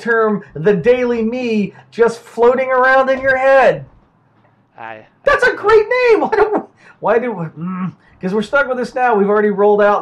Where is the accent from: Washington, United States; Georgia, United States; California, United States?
Georgia, United States; we're broadcasting from New York and from Georgia, because we're both originally from Georgia